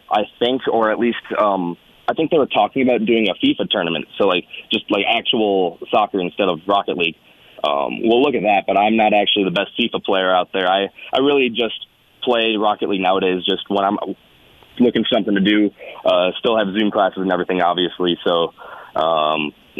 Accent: Naperville, Illinois, United States; moved away as an adult; now in Tucson, United States; I'm actually from Naperville, Illinois, the Chicagoland area. Grew up there.

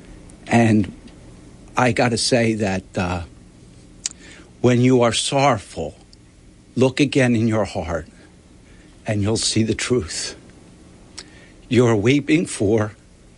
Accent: Northfield, New Jersey, United States; I'm from Northfield

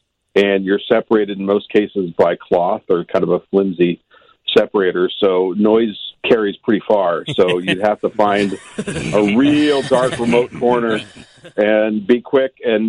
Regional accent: Los Angeles, California, United States; Los Angeles, my hometown

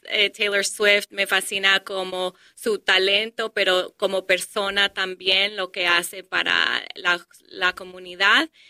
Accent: Colombia; now in Detroit, United States; cuando nosotros llegamos a este país de Colombia, vivimos en Detroit

